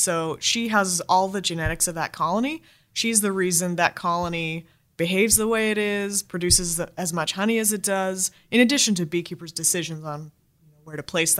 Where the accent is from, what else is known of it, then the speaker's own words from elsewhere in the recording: United States; now in Australia; I know I'm American